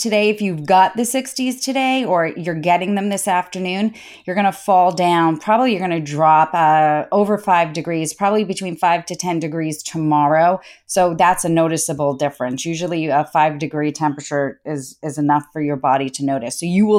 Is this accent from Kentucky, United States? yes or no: no; Boston, Massachusetts, United States; moved away; We grew up in Boston